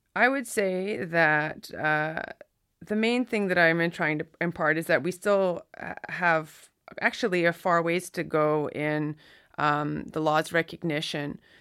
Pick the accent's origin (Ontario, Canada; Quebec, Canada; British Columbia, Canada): Quebec, Canada; Listuguj Mi'gmaq First Nation; I'm from the Listicuch Mi'kmaq First Nation, which is on the border of Campbellton, New Brunswick, and, uh, the Gaspe coast of Quebec.